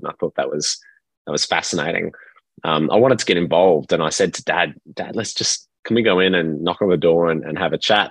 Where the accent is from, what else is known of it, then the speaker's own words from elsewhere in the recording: Perth, Western Australia, Australia; I grew up in Perth, uh, Western Australia